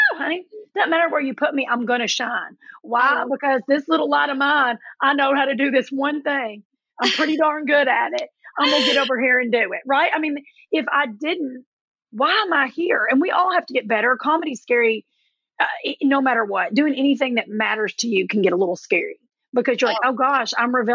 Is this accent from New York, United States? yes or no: no; Middlesboro, Kentucky, United States; moved away; also born or lived in New Jersey; I was born in Middlesboro, Kentucky, which is this little big tic-tac town right where Kentucky, Tennessee, and Virginia come together.